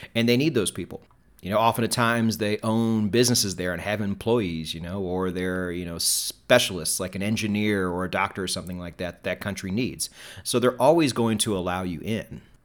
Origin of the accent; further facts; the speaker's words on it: United States; as an American